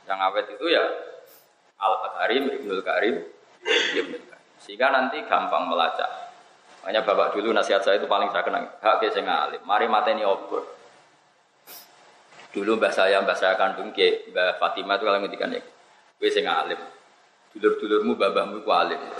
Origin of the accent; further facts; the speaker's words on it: Java north coast, Indonesia; Saya ini orang Pantura, jadi nggak suka nyindir.